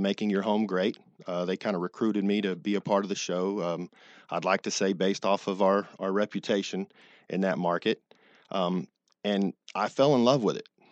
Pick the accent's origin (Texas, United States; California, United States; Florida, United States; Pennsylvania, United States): Texas, United States; Dallas; moved away; I'm originally from Texas